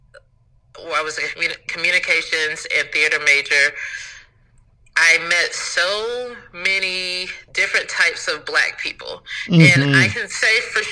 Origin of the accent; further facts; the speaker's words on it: North Carolina, United States; So Chapel Hill, growing up in North Carolina, like, you know, you can go to, if you're on the college track, you could go to Chapel Hill or you can go to Duke